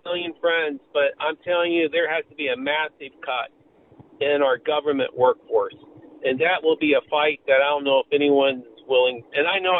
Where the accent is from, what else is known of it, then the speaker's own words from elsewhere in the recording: Illinois, United States; moved away; I grew up in Illinois